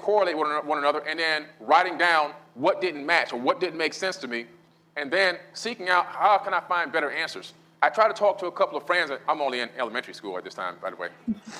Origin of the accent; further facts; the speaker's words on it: Miami, Florida, United States; I grew up in Miami